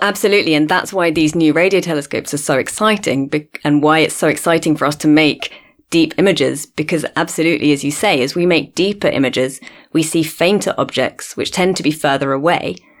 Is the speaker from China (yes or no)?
no; London, United Kingdom; moved away as an adult; also born or lived in Cambridge, United Kingdom; now in Cape Town, South Africa; I grew up in London originally, but I've been here in South Africa in Cape Town for nearly five years now.